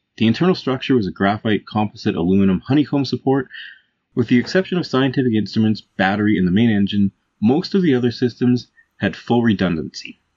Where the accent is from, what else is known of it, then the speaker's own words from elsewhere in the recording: Calgary, Alberta, Canada; we're both from Calgary, Alberta, Canada.